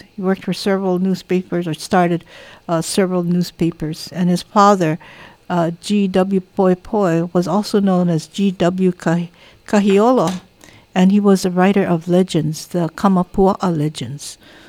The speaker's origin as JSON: {"language": "English", "area": "Hamakua", "region": "Hawaii", "country": "United States", "said": "I lived in different communities. You know, I come from Hamakua side."}